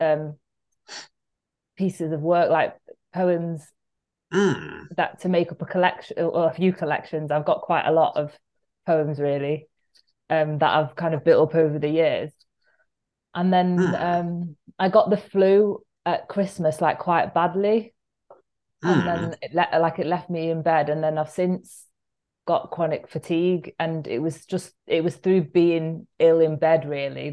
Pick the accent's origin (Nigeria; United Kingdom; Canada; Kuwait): United Kingdom; Manchester, North West England; I'm from Cholton and I'm from quite a big family